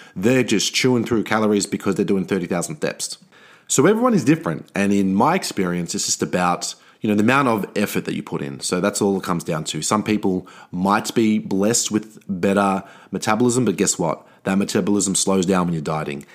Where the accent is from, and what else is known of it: Australia